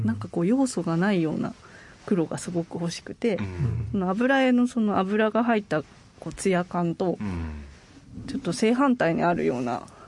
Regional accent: Itoshima, Fukuoka, Japan; これは結構あの糸島にちなんでいてうん、その私の故郷の道を書いた作品で、うん、あのなんていうのかな本当に身近な育ったところの近くの海

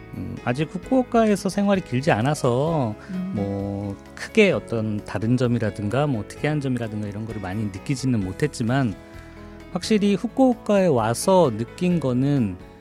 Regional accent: South Korea; moved away as an adult; now in Fukuoka, Japan

